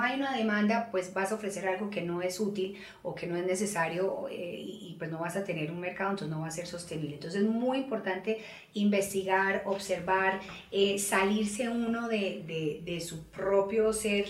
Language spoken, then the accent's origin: Spanish; Colombia; Nosotros, sobre todo en Colombia